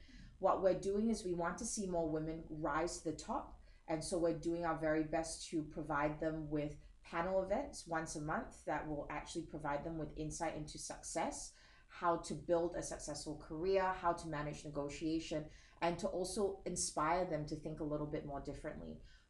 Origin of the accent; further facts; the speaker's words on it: Singapore; I am Singaporean. Don't let the accent fool you.